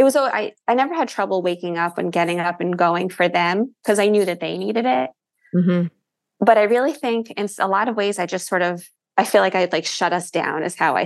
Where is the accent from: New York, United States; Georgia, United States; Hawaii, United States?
New York, United States; Rockland County; moved away as an adult; now in New Jersey, United States; I'm from Rockland County, so right outside the city, and then lived after college for years in the city. And then it was once the kids were born that we moved to New Jersey.